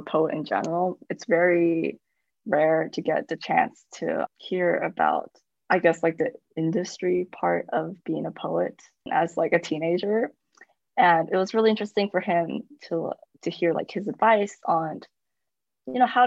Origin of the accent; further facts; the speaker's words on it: United States; I was born in America